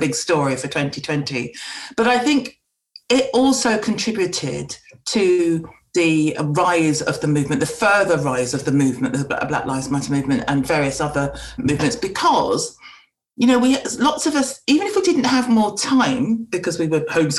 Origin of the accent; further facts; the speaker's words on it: England, United Kingdom; I'm a black woman growing up in England